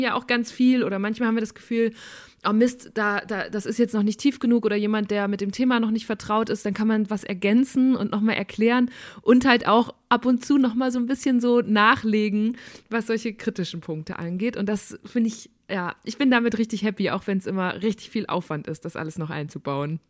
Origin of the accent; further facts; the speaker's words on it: Münsterland, North Rhine-Westphalia, Germany; ich komme aus Münsterland